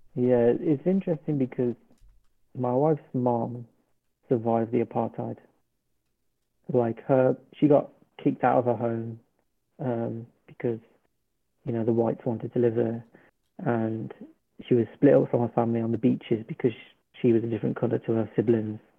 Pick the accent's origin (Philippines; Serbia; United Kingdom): United Kingdom; also born or lived in Birmingham; I'm from the UK, so we're in GMT